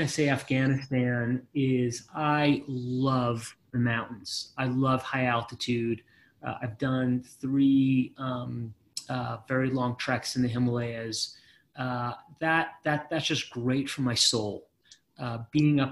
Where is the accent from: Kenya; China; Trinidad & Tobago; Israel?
Israel; moved away; I was born in Israel and served in the Israeli military